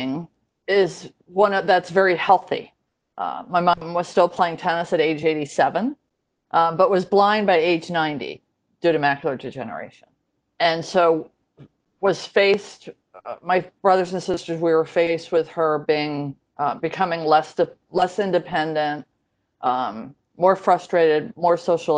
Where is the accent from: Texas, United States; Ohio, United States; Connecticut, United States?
Connecticut, United States; Growing up in Connecticut